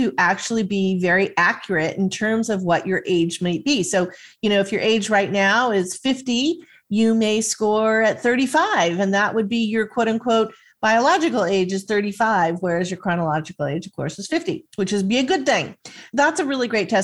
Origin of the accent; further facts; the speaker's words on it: Southern California, United States; I grew up in Southern California